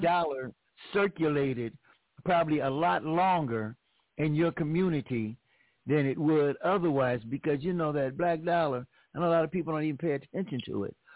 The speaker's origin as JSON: {"language": "English", "town": "Los Angeles", "region": "California", "country": "United States", "said": "I'm from Los Angeles"}